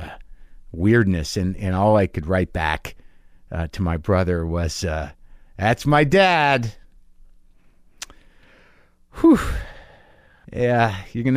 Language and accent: English; New Mexico, United States; moved away; I grew up in New Mexico, which is a small city